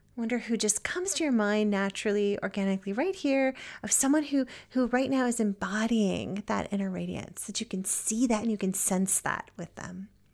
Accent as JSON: {"language": "English", "region": "Virginia", "country": "United States", "also_born_or_lived": "New England", "moved": "as an adult", "lives_now": "Maryland, United States", "said": "now I'm from Virginia"}